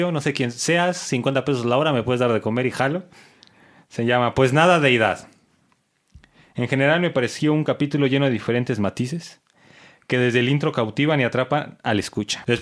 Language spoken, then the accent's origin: Spanish; Mexico City, Mexico; accent: chilango; Porque yo escribo como hablo y hablo como chilango, así que está bien cabrón.